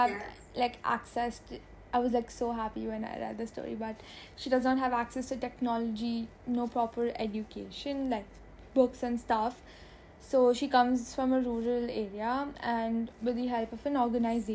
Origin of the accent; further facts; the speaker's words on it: India; as an Indian